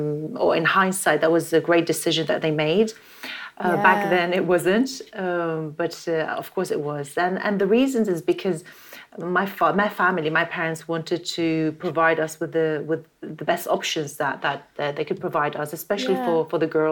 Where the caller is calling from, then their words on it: London, United Kingdom; I'm in London right now.